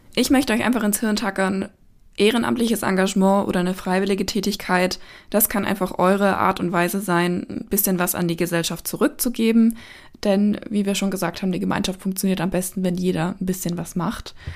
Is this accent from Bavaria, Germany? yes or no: yes; Erlenbach Binswangen, Bavaria, Germany; in erlenbach binswangen meinem Heimatort